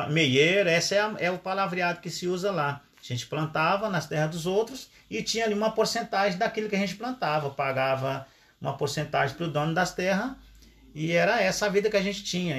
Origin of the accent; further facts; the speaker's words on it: Brazil; moved away as an adult; sou caipira lá da roça, moro na cidade há 28 anos, mas não perdi minhas origens